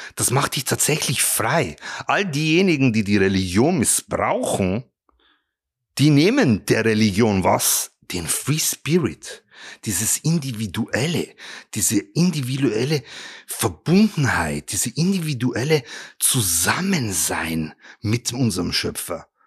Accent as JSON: {"language": "German", "town": "Regensburg", "region": "Bavaria", "country": "Germany", "tie": "born or raised there", "said": "ich bin ja in Regensburg aufgewachsen"}